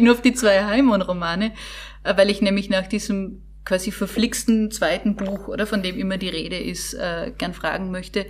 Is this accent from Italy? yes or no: yes; Italy; als Italienerin